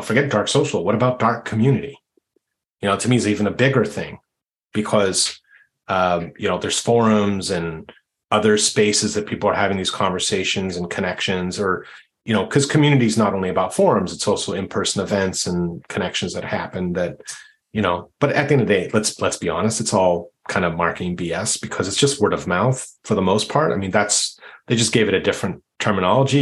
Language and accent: English; Canada; I'm Canadian